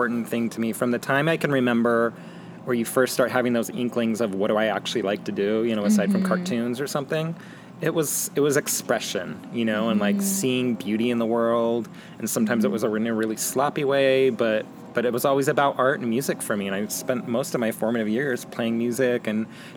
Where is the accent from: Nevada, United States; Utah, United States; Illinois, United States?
Nevada, United States; Las Vegas; moved away as an adult; also born or lived in Portland / Boulder; now in Tucson, United States; I grew up in Vegas